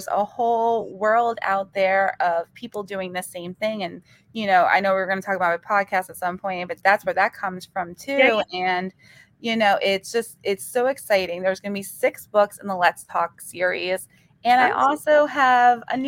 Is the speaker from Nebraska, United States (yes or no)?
no; North Brunswick, New Jersey, United States; North Brunswick, my hometown